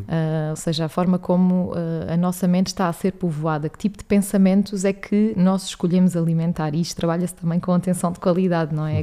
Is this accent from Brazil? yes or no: no; Alentejo, Portugal; moved away as an adult; now in Lisbon, Portugal; sou natural do Alentejo